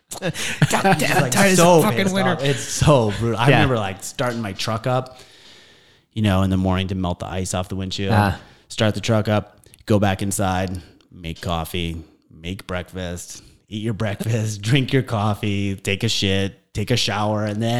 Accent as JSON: {"language": "English", "town": "Buffalo", "region": "New York", "country": "United States", "tie": "born or raised there", "also_born_or_lived": "Hawaii / Maine", "moved": "yes", "said": "I grew up in Buffalo"}